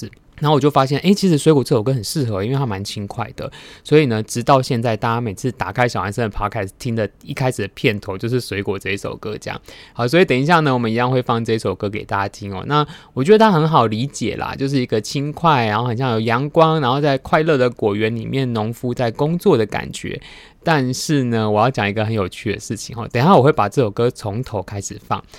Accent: Taiwan; 我们台湾人自己

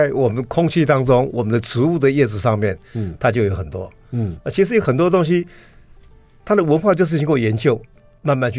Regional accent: Taiwan; 我们台湾人用了很久。

